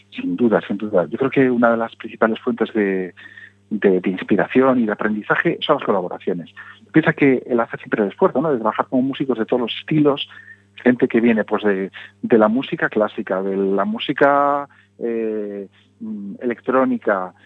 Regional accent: Galicia, Spain; Y todos en Galicia hemos visto

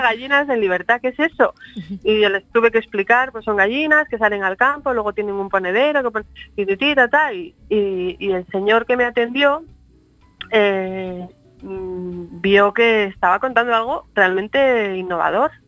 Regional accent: Madrid, Community of Madrid, Spain; also born or lived in Lugo / London; en el año 75 mis padres por cuestiones eh, profesionales tuvieron que emigrar a Madrid y yo me he criado allí, me crié en Madrid, hice ahí mi escuela, mi universidad

